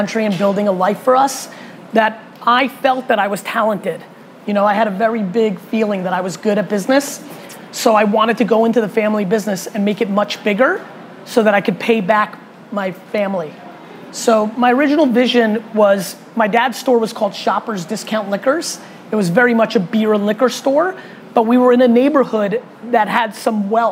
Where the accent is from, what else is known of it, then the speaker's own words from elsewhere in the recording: United States; also born or lived in Russia; moved to America when I was little. And I was a kid growing up in the 1980s in America